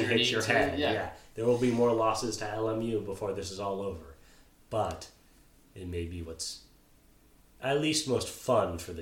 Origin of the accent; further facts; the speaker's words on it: Arizona, United States; I was born in Arizona.